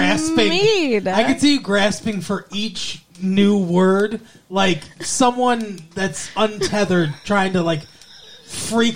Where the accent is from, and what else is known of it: Michigan, United States